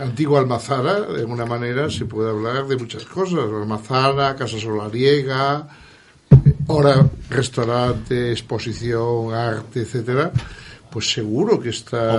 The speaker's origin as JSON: {"language": "Spanish", "region": "Galicia", "country": "Spain", "said": "yo soy gallego"}